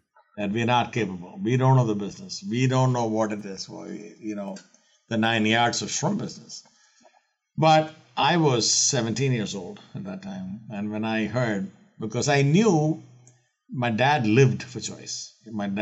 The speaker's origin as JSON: {"language": "English", "region": "Kerala", "country": "India", "tie": "born or raised there", "said": "I'm born and raised in India, in the southern coast of India, in the state of Kerala"}